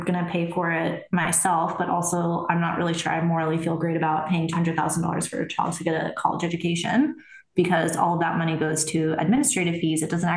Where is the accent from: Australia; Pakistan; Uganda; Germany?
Germany; moved away; I was born in Germany